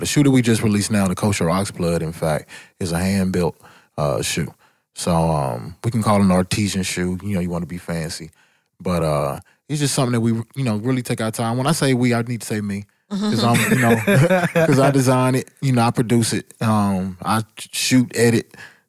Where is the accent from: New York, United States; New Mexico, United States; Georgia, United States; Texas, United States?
Georgia, United States; Atlanta; only thing I had to do was say I'm from Atlanta, and people were just so interested in knowing what was going on, as opposed to probably in middle school, you were like, I'm from Atlanta